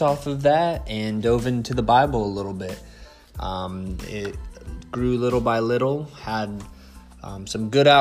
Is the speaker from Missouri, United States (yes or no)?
no; Central Florida, United States; born and raised in Central Florida